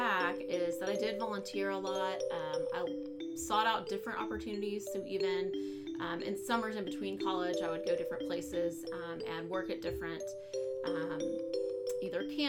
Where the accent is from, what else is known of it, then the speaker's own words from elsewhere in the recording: Fort Worth, Texas, United States; I grew up in Fort Worth, so I've been around TCU for a long time